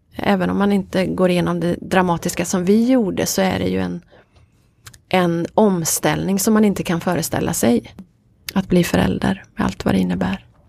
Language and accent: Swedish; Veddige, Halland County, Sweden; also born or lived in Varberg; Jag kommer från Veddige.